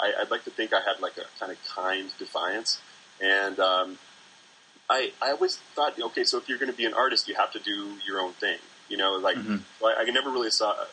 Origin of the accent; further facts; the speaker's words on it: North Midwest, United States; I do identify with being a North Midwesterner